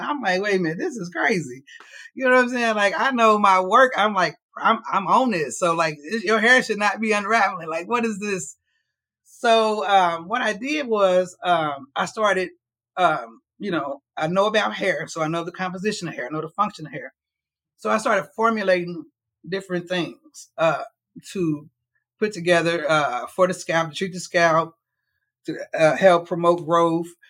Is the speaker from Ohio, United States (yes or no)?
yes; Cincinnati, Ohio, United States; moved away as an adult; now in Louisville, United States; I am from Cincinnati, Ohio